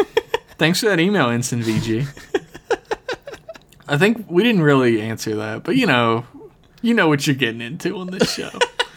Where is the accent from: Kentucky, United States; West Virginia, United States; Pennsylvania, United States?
West Virginia, United States; now in Maryland, United States; I grew up in West Virginia